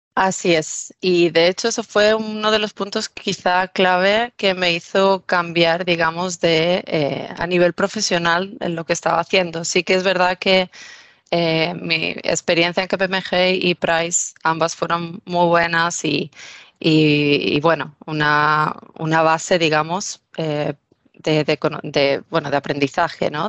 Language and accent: Spanish; Mallorca, Balearic Islands, Spain; moved away as an adult; also born or lived in Barcelona; nacida y criada en Mallorca, en una pequeña isla del Mediterráneo.